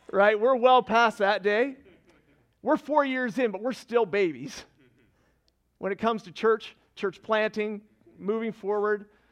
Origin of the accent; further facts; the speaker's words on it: Fredericton, New Brunswick, Canada; moved away as an adult; also born or lived in Annapolis Valley, Nova Scotia; now in Nova Scotia, Canada; I'm from Fredericton originally